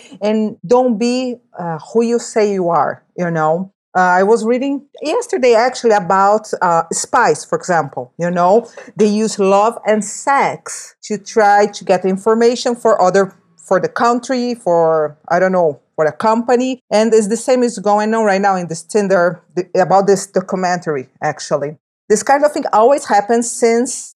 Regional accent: Brazil; I'm from Brazil

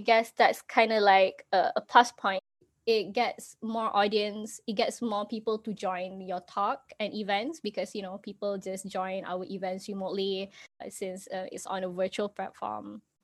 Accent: Malaysia; I'm actually from Malaysia

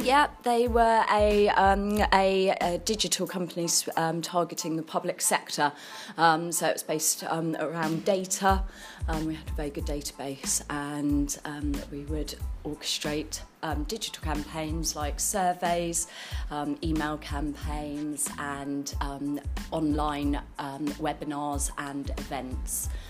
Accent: Guildford, South East England, United Kingdom; I come from Guildford. I've lived in Guildford all my life. Um, I went to local schools around Guildford

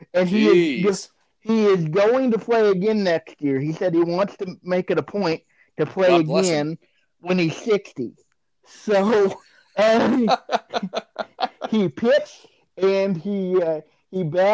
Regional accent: near White City, Kansas, United States; There's a town in White City, Kansas. That is right next to my hometown.

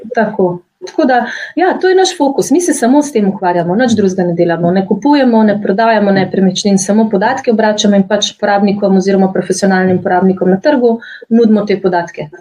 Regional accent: Slovenia; Slovenci smo

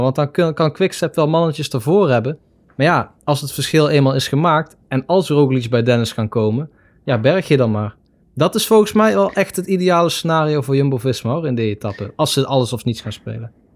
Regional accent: Netherlands

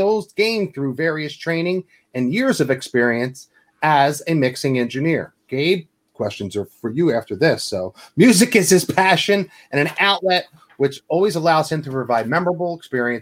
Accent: New York, United States; moved away; I'm from New York

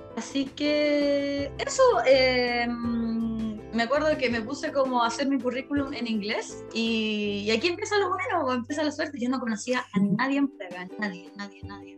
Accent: Chile; moved away as an adult; also born or lived in London; now in Prague, Czech Republic; soy chilena

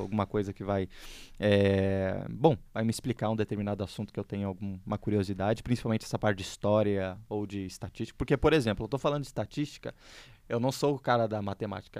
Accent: Porto Alegre, Rio Grande do Sul, Brazil; moved away as an adult; now in São Paulo, Brazil; É, eu sou originalmente gaúcho, não sei se o pessoal sabe, mas eu sou gaúcho, eu sou de Porto Alegre

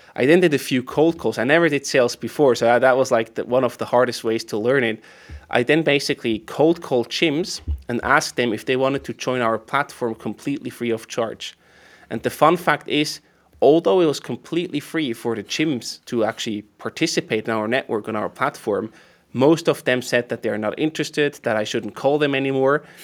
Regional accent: Emmental Valley, near Bern, Switzerland; moved away as an adult; also born or lived in St. Gallen, Switzerland; now in Zürich, Switzerland; I went back to my parents' place near, near Bern, in the Emmental Valley

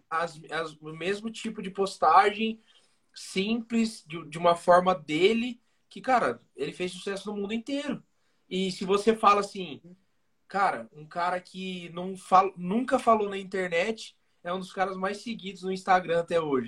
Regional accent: Pirajuí, São Paulo, Brazil; now in Bauru, Brazil; Hoje a gente mora em Bauru, São Paulo, mas nós uhum. somos de Pirajuí, nascidos e criados estragados

